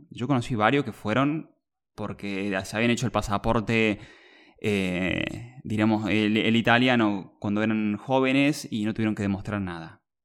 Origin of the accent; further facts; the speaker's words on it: Argentina; yo tengo 32 años, eh, soy de Argentina